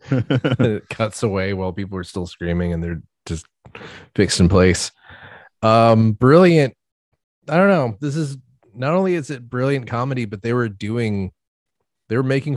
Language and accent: English; United States; I'm an American